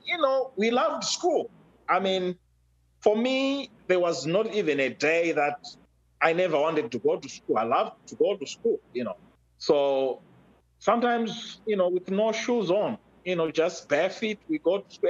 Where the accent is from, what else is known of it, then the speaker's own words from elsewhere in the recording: Zimbabwe; now in United States; I was born and raised in Africa, uh, specifically Zimbabwe